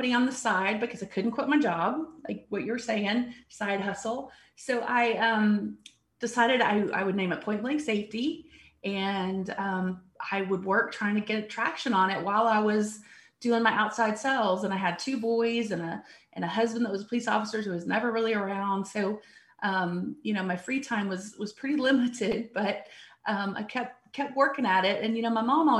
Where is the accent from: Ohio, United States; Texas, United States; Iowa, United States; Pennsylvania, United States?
Texas, United States; Abilene; I'm actually from Abilene, Texas, originally, about 2 hours west of here